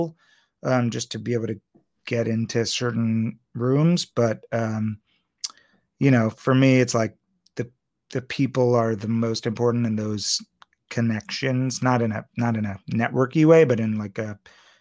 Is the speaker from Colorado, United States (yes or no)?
no; Maryland, United States; accent: Maryland; we are both from Maryland